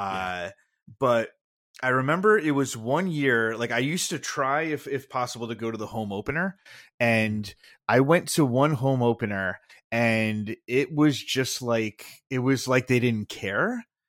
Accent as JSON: {"language": "English", "town": "Milford", "region": "Connecticut", "country": "United States", "tie": "born or raised there", "said": "I grew up in Southern Connecticut and, uh, in Milford, uh, which is, uh, right next to Bridgeport"}